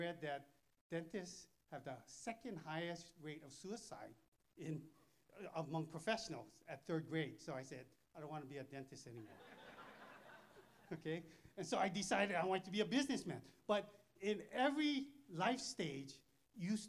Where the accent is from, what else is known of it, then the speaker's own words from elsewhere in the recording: Thailand; I'm from Thailand. We don't have this kind of weather.